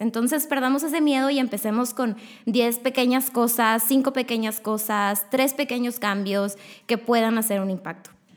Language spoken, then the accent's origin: Spanish; Monterrey, Nuevo León, Mexico; yo tengo 23 años y soy de aquí, de Monterrey